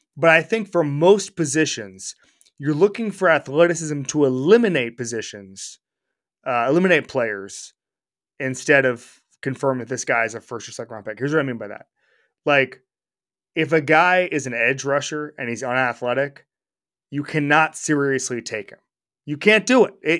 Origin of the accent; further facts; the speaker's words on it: Orlando, Florida, United States; moved away; my hometown of Orlando, Florida